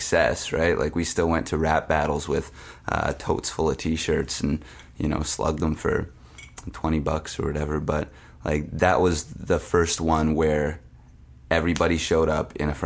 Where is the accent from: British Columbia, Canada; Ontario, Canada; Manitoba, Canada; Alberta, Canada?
Manitoba, Canada; Winnipeg; I grew up in Transcona